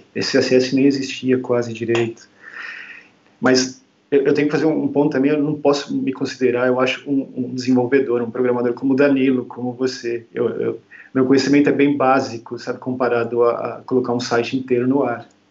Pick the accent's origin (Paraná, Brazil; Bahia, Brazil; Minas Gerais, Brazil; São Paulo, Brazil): São Paulo, Brazil; moved away as an adult; also born or lived in London, United Kingdom; Eu sou de São Paulo, originalmente